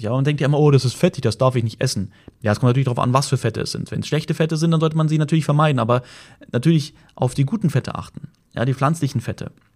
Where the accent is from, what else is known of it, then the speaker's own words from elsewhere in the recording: Germany; bei uns in Deutschland